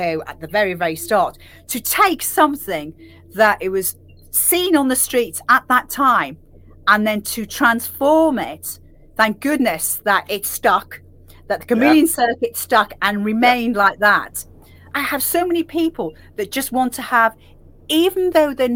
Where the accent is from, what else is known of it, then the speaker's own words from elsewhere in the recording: Liverpool, North West England, United Kingdom; I'm from Liverpool